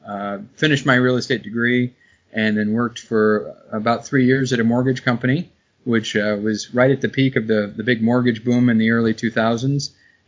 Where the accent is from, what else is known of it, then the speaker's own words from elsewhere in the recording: Fishers, Indiana, United States; moved away as an adult; also born or lived in Fort Wayne, Indiana / Seattle, Washington; now in Western Springs, United States; I'm originally from the Indianapolis area, a town called Fishers, which is was kind of a small like farm town when I was growing up, and now is a big suburb of Indianapolis. So grew up there, went to Indiana University, and majored in real estate finance there.